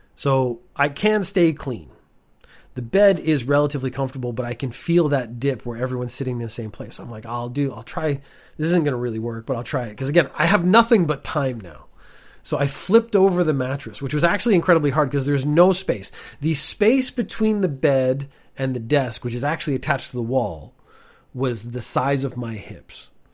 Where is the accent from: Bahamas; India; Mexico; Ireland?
Ireland; also born or lived in Canada; now in Japan; I was born in Ireland.